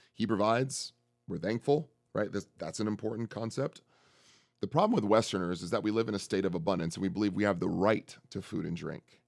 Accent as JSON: {"language": "English", "town": "San Francisco", "region": "California", "country": "United States", "said": "I'm from San Francisco"}